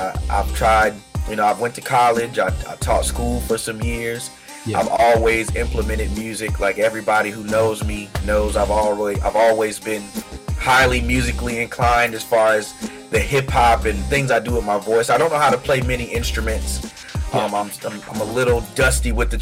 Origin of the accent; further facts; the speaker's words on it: Washington, District of Columbia, United States; also born or lived in East Coast; now in Charleston, United States; I've been here in Charleston, South Carolina for about 2 years, but I was born in Washington, D.C.